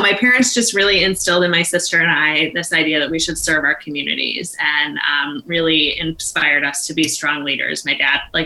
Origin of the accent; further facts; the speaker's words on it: Maine, United States; I went on to serve as the executive director here in my home state